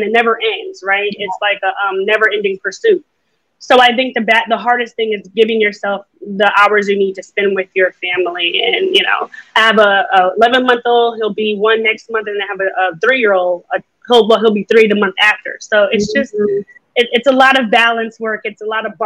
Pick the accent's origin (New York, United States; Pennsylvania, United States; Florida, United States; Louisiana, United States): New York, United States; I'm a New Yorker.